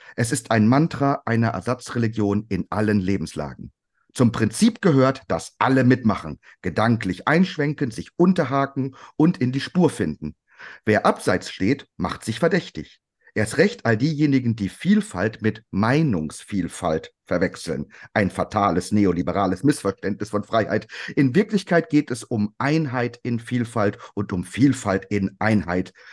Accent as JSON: {"language": "German", "town": "Cologne", "region": "North Rhine-Westphalia", "country": "Germany", "said": "muss ich als Kölner"}